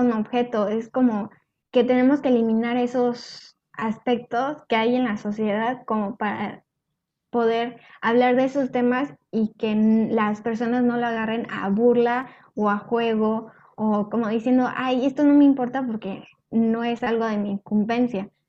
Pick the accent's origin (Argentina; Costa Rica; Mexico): Mexico; los mexicanos somos como muy burlones